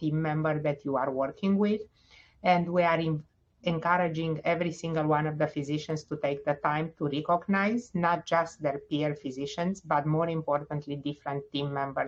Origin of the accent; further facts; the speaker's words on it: Romania; moved away as an adult; also born or lived in Bucharest, Romania / Stony Brook, New York / Cincinnati, Ohio; now in Indianapolis, United States; I am originally from Romania. I graduated the medical school at Carol Davila in Bucharest.